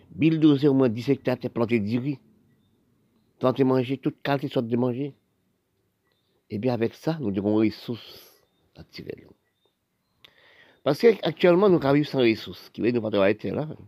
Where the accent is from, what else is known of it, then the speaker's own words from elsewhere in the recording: Haiti; born there; Parce que je suis né en Haïti.